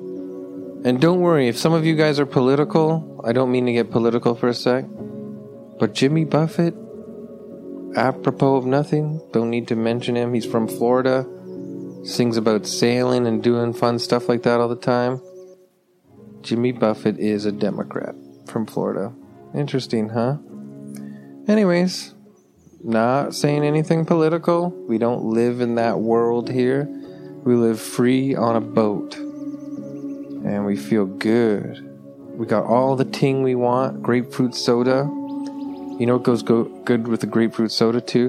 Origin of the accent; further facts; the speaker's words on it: Toronto, Ontario, Canada; I'm from Toronto, Ontario, Canada